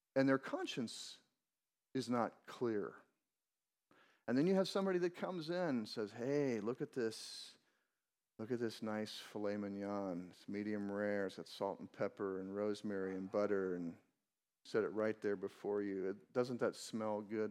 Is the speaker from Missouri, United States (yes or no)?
yes; Missouri, United States; I grew up in Missouri